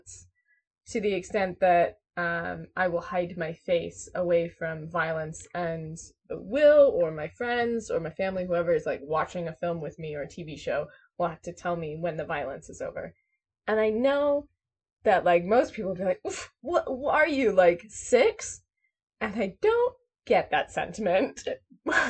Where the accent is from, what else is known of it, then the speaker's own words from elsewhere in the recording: United States; I'm American